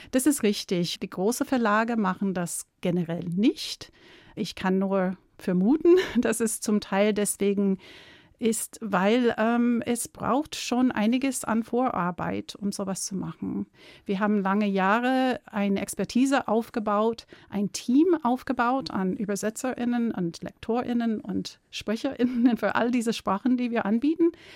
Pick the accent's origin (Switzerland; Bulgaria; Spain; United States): United States; German is a second language; moved away as an adult; now in Munich, Germany; Ich bin keine deutsche Muttersprachlerin. Ich komme aus Amerika, bin mit einem Deutschen verheiratet